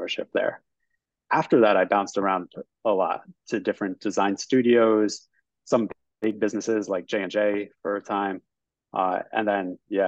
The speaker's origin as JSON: {"language": "English", "region": "Northeast", "country": "United States", "also_born_or_lived": "New Jersey", "said": "I'm from the Northeast, I got a job in New York"}